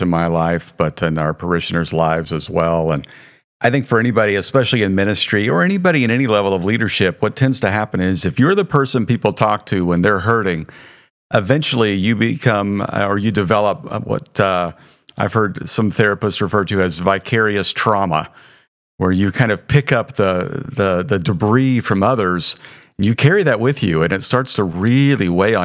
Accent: Midwest, United States; I'm from the Midwest

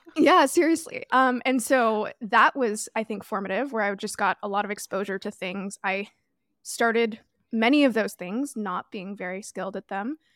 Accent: Toronto, Ontario, Canada; moved away; I grew up in Toronto

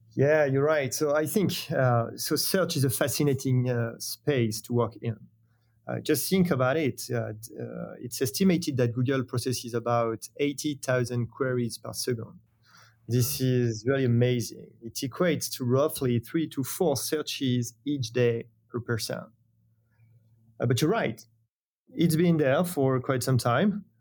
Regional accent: France; accent: French; English is a second language; founded in France, as you have probably understood thanks to my, my accent.

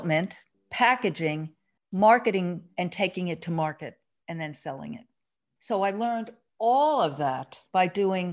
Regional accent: Northeast, United States; we come from the Northeast

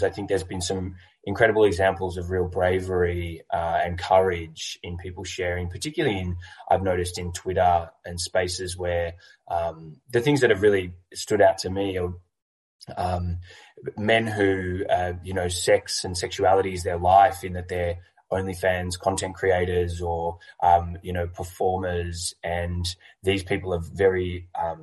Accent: Melbourne, Victoria, Australia; I'm from Melbourne, Australia

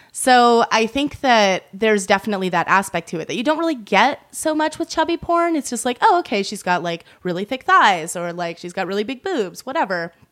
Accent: Massachusetts, United States; moved away; I grew up in Massachusetts

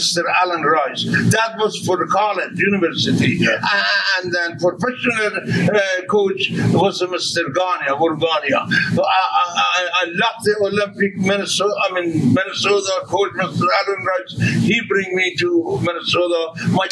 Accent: Iran; moved away as an adult; now in United States; I come from Iran.

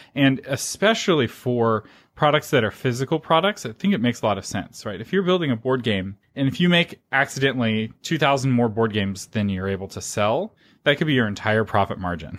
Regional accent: United States; I'm an American

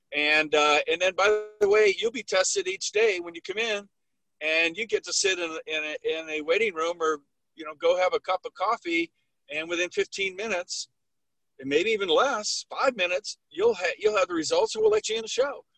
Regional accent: Midwest, United States; I grew up in the Midwest where I lived through snow and ice storms

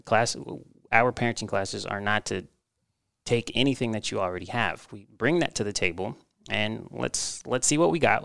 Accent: Texas, United States; moved away as an adult; also born or lived in Mexico; now in Omaha, United States; I was born in Mexico, and, uh, my family traveled here when I was about, uh, two years old. And I grew up in Texas, so I'm a Texas boy at heart.

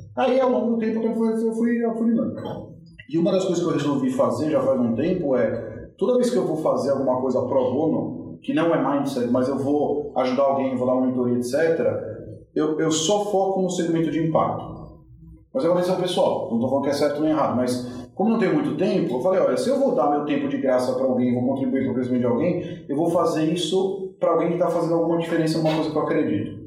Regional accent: Brazil; eu sou do Brasil

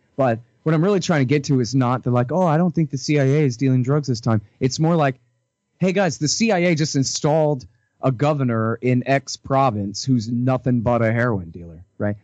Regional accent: Texas, United States; I'm from Texas

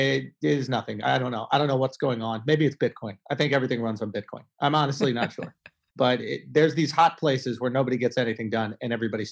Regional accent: Manhattan, New York, United States; New York. I grew up in Manhattan.

